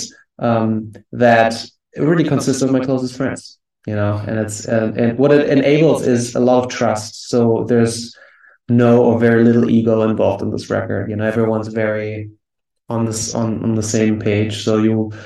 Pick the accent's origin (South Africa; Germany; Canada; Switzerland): Germany; moved away as an adult; also born or lived in New York; now in United States; I'm originally from Germany and I came to the US in 2010.